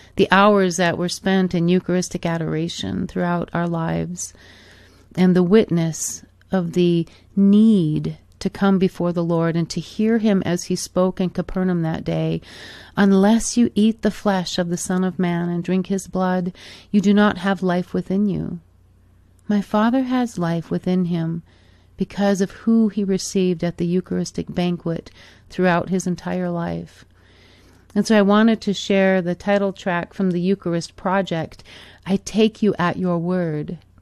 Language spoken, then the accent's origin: English; Michigan, United States; moved away; also born or lived in Arizona; growing up in Michigan as a young girl, and then as my family moved to Arizona many, many years ago